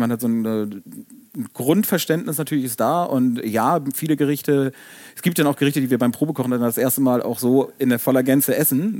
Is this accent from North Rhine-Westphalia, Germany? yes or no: no; Hamburg, Germany; moved away as an adult; now in Erfurt, Germany; wir Hamburger sind ja eigentlich sonst ein bisschen kühl und zurückhaltend